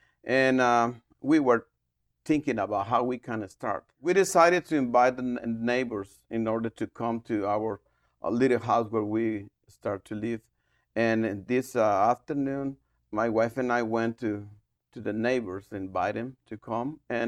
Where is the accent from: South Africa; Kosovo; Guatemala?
Guatemala; Guatemala City, Guatemala Department; English is a second language; moved away as an adult; I'm from Guatemala City, and we moved to Paramos like 20 years ago to establish a church we call Restoring the Family Ministry.